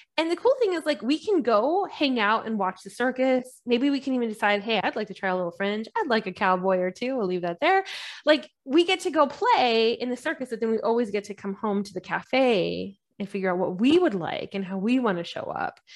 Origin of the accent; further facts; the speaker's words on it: California, United States; also born or lived in London; I'm Californian and I'm super Californian